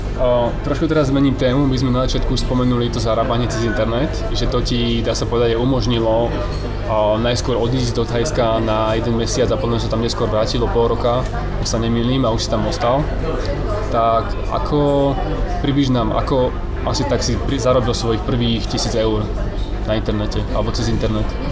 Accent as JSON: {"language": "Slovak", "country": "Slovakia", "also_born_or_lived": "Asia", "moved": "yes", "said": "Po 4 rokoch som doma na Slovensku"}